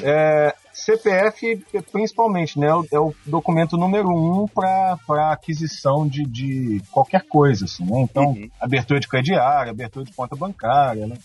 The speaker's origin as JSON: {"language": "Portuguese", "region": "Minas Gerais", "country": "Brazil", "accent": "typical accent that swallows R's", "said": "investigador de polícia da Polícia Civil de Minas, trabalho na Delegacia de Desaparecidos"}